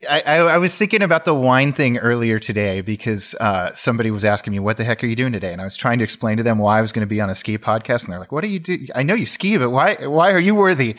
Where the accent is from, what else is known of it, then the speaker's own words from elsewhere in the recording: Sacramento, California, United States; moved away as an adult; now in Pacific Northwest, United States; I was born in Sacramento, California